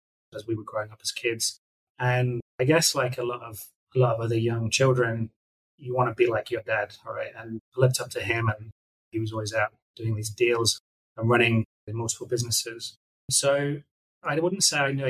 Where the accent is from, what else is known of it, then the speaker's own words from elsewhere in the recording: Nottingham, East Midlands, United Kingdom; moved away as an adult; I grew up in Nottingham in England, so I lived there for the first 30 years of my life.